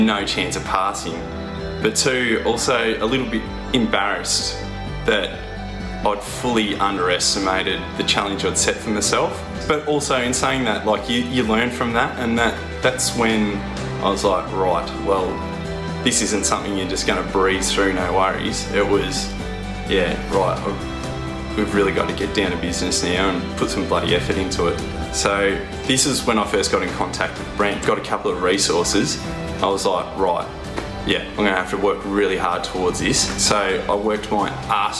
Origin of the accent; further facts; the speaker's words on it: the Wimmera, Victoria, Australia; born and bred in the Wimmera.